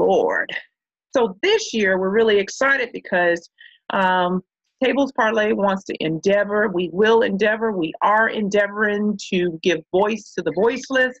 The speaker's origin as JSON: {"language": "English", "town": "Chicago", "region": "Illinois", "country": "United States", "tie": "born or raised there", "said": "Growing up in Chicago"}